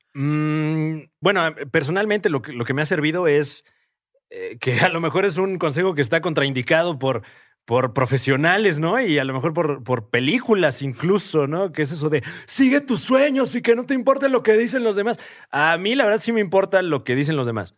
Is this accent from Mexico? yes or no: yes; Mexico